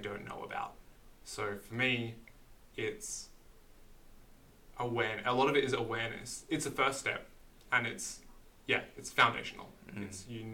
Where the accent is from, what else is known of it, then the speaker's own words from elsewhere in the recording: Queensland, Australia; being a Queenslander